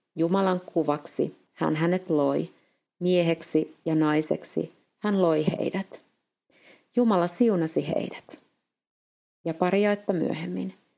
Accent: Finland; moved away as an adult; now in Eastern Europe; olen Suomesta

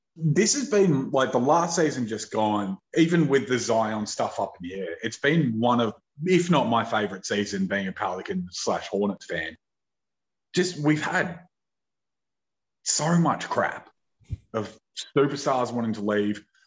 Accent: Australia; as an Australian

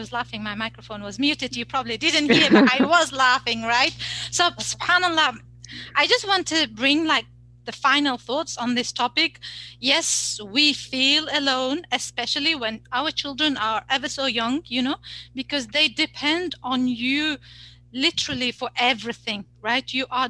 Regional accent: Uzbekistan; moved away; also born or lived in United Kingdom / Saudi Arabia; I'm like from Uzbekistan, but then from the UK and then in Saudi Arabia. We have no family here, right?

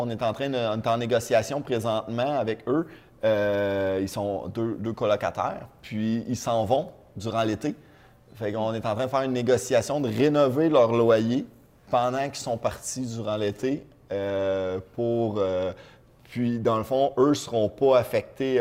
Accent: Trois-Rivières, Quebec, Canada; je viens de Trois-Rivières.

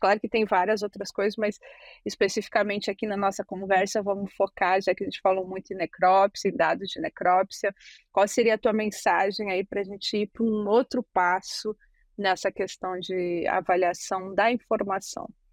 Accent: Brazil; sou do Brasil

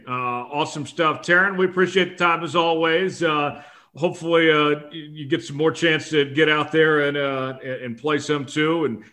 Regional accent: Tulsa, Oklahoma, United States; now in Omaha, United States; the senior PGA going on in my hometown in Tulsa.

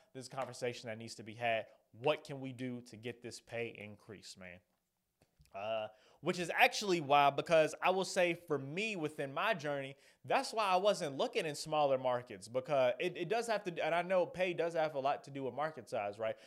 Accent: Atlanta, Georgia, United States; stay here in my home city, my home state

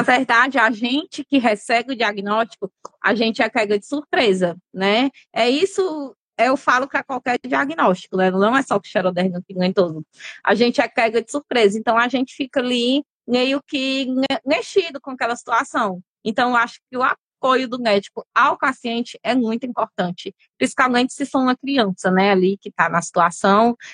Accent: Fortaleza, Ceará, Brazil; eu é sou daqui de Fortaleza mesmo. Mas na época, meus pais viviam mais no interior

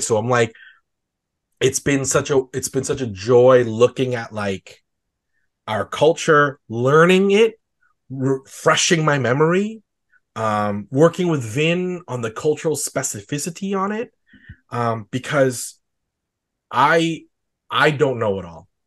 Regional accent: Calgary, Alberta, Canada; like me

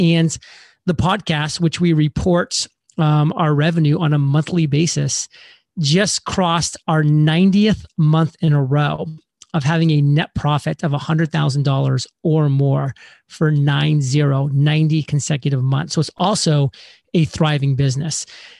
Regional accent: Alfred, Maine, United States; I was born and raised in the state of Maine in a very small town in southern Maine, specifically called Alfred.

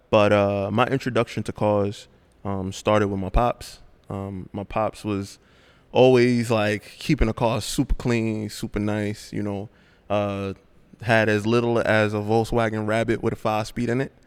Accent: New York City, New York, United States; I'm born and raised in Brooklyn.

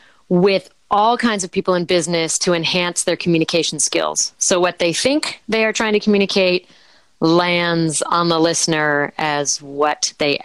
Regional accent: Martha's Vineyard, Massachusetts, United States; I'm a townie from Martha's Vineyard.

